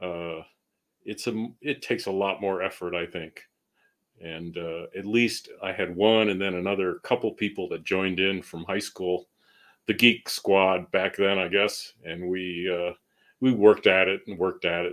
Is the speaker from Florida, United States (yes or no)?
no; Northern Berkshires, Massachusetts, United States; moved away as an adult; also born or lived in Boston area, Massachusetts; now in New Mexico, United States; I grew up in New England, kind of rural part of New England, Massachusetts. The Northern Berkshires